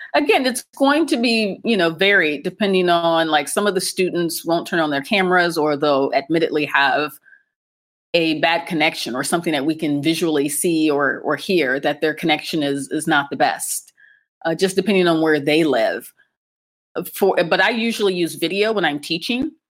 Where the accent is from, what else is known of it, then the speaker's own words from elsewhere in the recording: Akron, Ohio, United States; moved away as an adult; now in Cairo, Egypt; I'm American, and I grew up in the U S, specifically in Ohio, and more specifically in Akron, Ohio